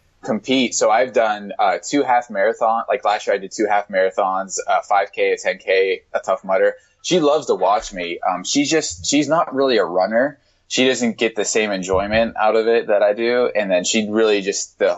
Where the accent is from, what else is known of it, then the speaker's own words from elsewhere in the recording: Pittsburgh, Pennsylvania, United States; moved away as an adult; also born or lived in Flagstaff, Arizona; I'm originally from Pittsburgh, and I went to NAU for grad school